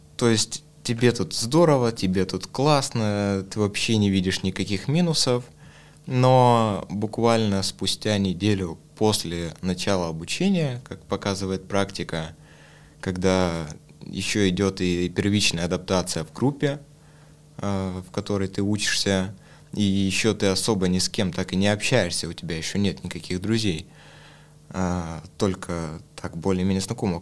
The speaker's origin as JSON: {"language": "Russian", "town": "Khabarovsk", "region": "Khabarovsk Krai", "country": "Russia", "moved": "as an adult", "lives_now": "Moscow, Russia", "said": "я уехал из Хабаровска"}